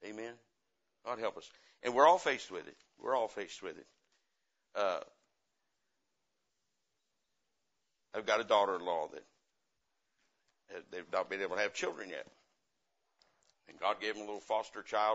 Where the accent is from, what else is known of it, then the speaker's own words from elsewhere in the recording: the Bible Belt, United States; I come from the Bible Belt